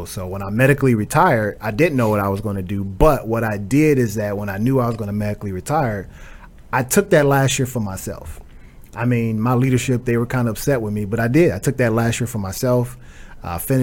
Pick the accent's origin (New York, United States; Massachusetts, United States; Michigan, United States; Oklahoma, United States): Michigan, United States; Flint; moved away; also born or lived in Fort Bragg, North Carolina / Atlanta, Georgia; I hail from Flint, Michigan